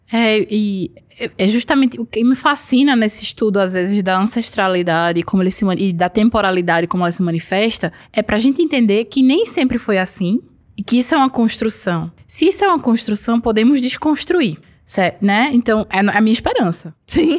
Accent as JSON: {"language": "Portuguese", "town": "Garanhuns", "region": "Pernambuco", "country": "Brazil", "tie": "born or raised there", "said": "Sou da Suíça pernambucana. Garanhuns"}